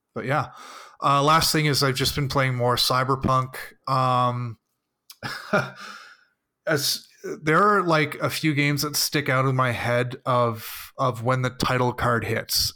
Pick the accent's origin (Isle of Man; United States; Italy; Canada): Canada; I am Canadian